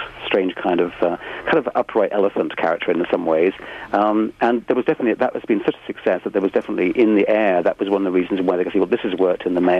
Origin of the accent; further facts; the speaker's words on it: United Kingdom; as a British person speaking here